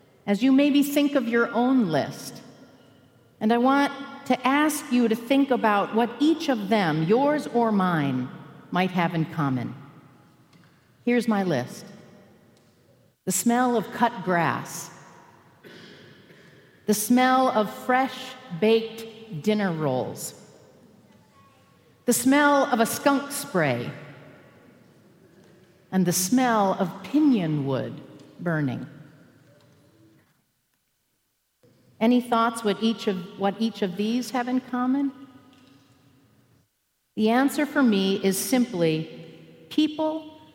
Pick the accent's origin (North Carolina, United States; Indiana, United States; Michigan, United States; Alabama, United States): Michigan, United States; also born or lived in Albuquerque, New Mexico; I grew up in Michigan